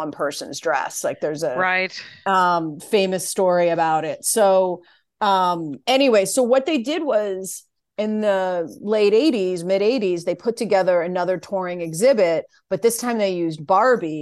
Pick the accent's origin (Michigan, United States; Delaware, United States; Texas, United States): Delaware, United States; I grew up in Delaware